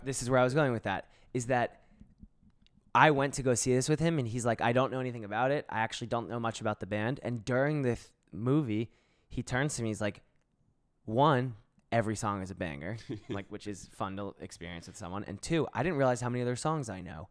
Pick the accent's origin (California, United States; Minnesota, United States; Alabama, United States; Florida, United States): Florida, United States; South; moved away as an adult; also born or lived in San Francisco / New York; I'm from South Florida.